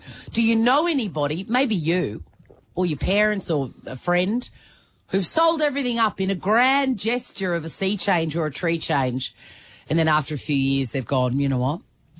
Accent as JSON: {"language": "English", "town": "Melbourne", "region": "Victoria", "country": "Australia", "tie": "born or raised there", "also_born_or_lived": "Sunshine Coast", "said": "I moved from Melbourne, the hustle and bustle, born and bred."}